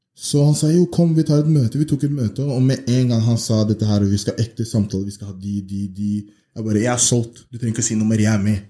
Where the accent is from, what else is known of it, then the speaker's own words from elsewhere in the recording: Oslo, Norway; Jeg har bodd i Oslo hele livet. Jeg er opp, eh, oppvokst på vestkanten. Født oppvokst på Majorstuen